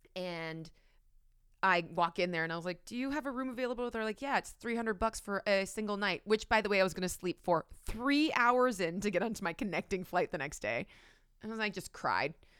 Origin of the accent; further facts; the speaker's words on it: Canada; as a Canadian who, like, never flies United